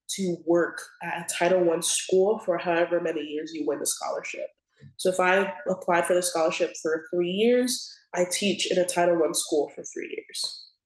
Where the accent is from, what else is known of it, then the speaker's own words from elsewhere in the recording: Atlanta, Georgia, United States; I'm from Atlanta, Georgia